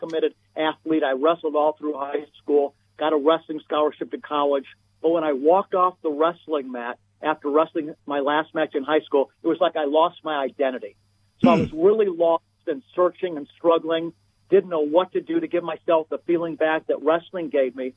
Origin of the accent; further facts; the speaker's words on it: Beachwood, Ohio, United States; was born and raised in Beechwood, Ohio, which is a suburb of Cleveland